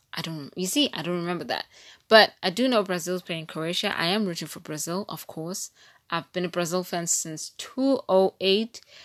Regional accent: East London, Eastern Cape, South Africa; I'm from East London and not P

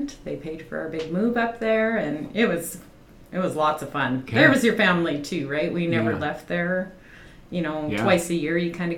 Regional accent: Wilkie, Saskatchewan, Canada; I grew up on a farm between Landis and Wilkie

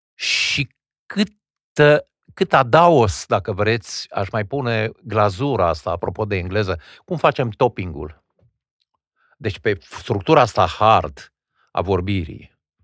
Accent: Wallachia, Argeș, Romania; eu am învățat în țara românească. E adevărat, într-o zonă binecuvântată de Dumnezeu în județul Argeș

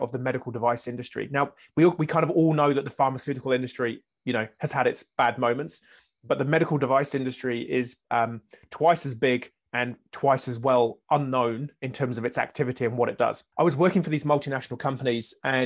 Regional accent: Wales, United Kingdom; now in New Zealand; I'm currently based, but I'm originally Welsh

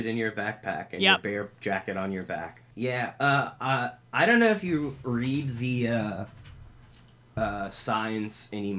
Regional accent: the South, United States; Can you tell we're from the South?

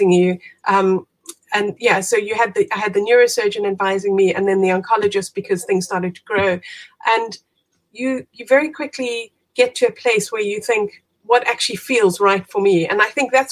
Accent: South Africa; moved away as an adult; now in United Kingdom; I am originally from South Africa, as you can hear. Moved out to the UK about 20 years ago now.

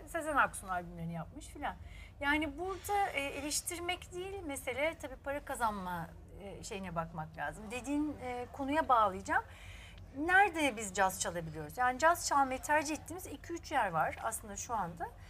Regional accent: Istanbul, Turkey; Beşiktaş çocuğuyum da Ortaköylüyüm. İşte sonra Beşiktaş'ta okudum

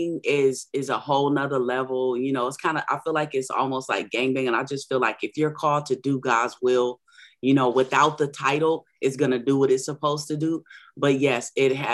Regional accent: San Diego, California, United States; also born or lived in Orange County, California / Long Beach, California; I was born in San Diego, California, lived a little bit, a couple of years in Orange County and Long Beach, Cali as well. I'm a native here in San Diego

